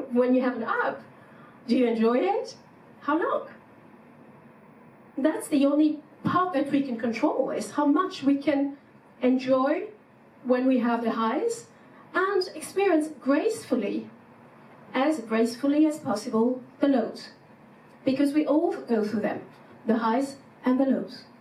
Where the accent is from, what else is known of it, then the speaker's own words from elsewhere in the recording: France; English is a second language; moved away as an adult; now in Germany; I had this culture shock in Germany when I came from France.